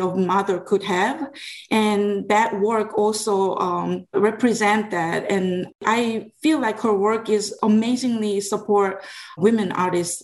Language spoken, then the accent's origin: English; South Korea; now in Atlanta, United States; I grew up in Korea. I came here in 1999.